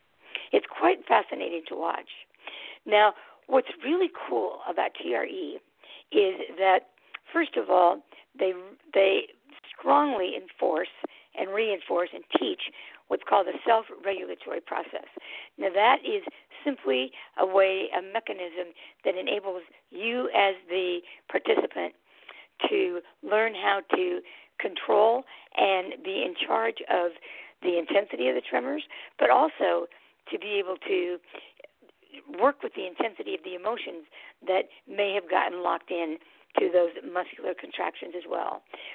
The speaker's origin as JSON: {"language": "English", "town": "San Francisco", "region": "California", "country": "United States", "lives_now": "Twin Cities, United States", "said": "I almost said Bay Area, because I was from San Francisco, but in the Twin Cities area."}